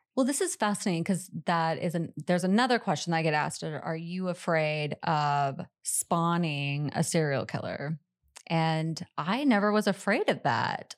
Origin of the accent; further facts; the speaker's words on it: Pacific Northwest, United States; I grew up in the Pacific Northwest